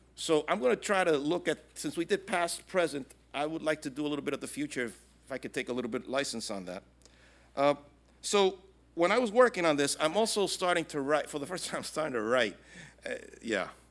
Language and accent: English; New York City, New York, United States; moved away as an adult; now in Puerto Rico; I was born and raised in Brooklyn